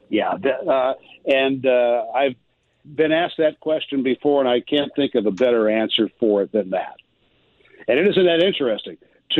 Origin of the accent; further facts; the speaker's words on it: Galesburg, Illinois, United States; growing up in Galesburg, Illinois